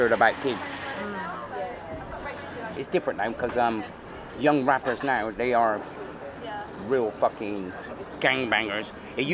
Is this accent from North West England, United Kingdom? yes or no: yes; North West England, United Kingdom; moved away as an adult; now in Berlin, Germany; I come from Northwest